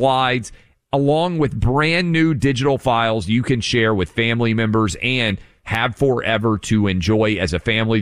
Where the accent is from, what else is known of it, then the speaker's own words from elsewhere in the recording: Tennessee, United States; my home state of Tennessee